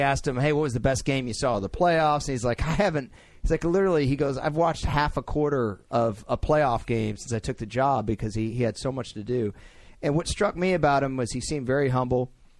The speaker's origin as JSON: {"language": "English", "region": "the South", "country": "United States", "said": "I'm from South."}